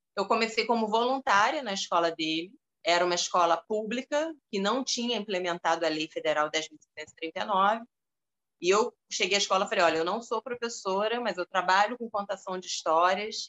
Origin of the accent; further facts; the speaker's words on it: Rio de Janeiro, Brazil; eu nasci aqui no Rio